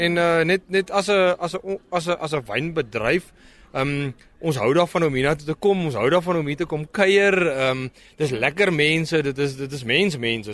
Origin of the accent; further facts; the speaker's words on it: South Africa; ons as Suid-Afrikaners